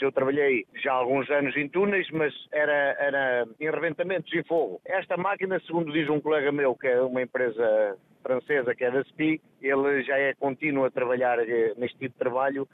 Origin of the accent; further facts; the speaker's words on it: Montalegre, Norte, Portugal; also born or lived in Braga; Monte Alegre, eu sou de Monte Alegre.